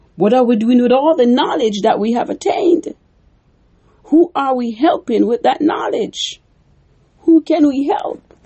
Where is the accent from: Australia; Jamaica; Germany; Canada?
Jamaica; When I grew up in Jamaica, we made corn dumpling.